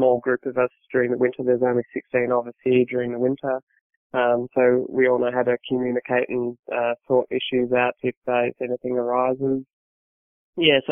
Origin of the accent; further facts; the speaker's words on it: Sunbury, Victoria, Australia; moved away as an adult; now in Davis Station, Antarctica; I grew up in Sunbury, which is located in the northwestern kind of fringes of outer Melbourne.